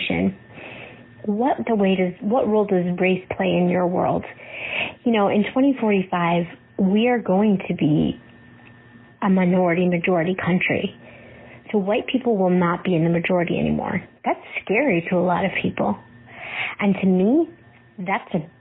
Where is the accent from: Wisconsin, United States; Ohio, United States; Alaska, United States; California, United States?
Ohio, United States; Cleveland; now in Norfolk, United States; I grew up in Cleveland, a suburb of Cleveland, Ohio